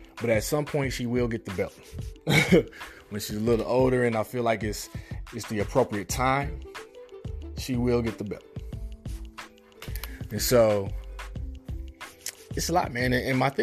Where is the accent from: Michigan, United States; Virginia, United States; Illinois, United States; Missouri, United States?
Missouri, United States; Kansas City; I grew up in Kansas City, Missouri, born 1979.